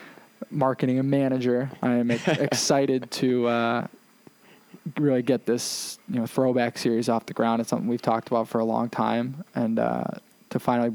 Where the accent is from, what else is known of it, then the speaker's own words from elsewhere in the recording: Worcester, Massachusetts, United States; I'm from Worcester